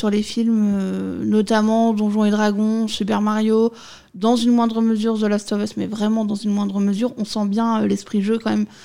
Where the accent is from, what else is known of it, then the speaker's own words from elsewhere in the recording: France; moi je suis française, donc je dis Cylian.